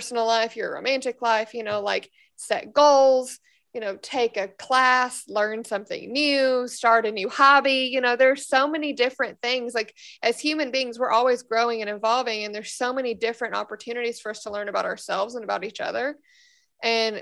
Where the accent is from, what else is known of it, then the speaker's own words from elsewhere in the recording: Memphis, Tennessee, United States; moved away as an adult; I've lived there my entire life. But I so appreciate being from that city now